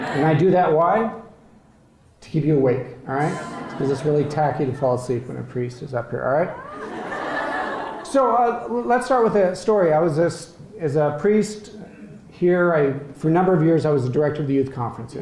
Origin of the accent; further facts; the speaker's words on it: Colorado, United States; moved away; I'm from Colorado, the most beautiful state in the country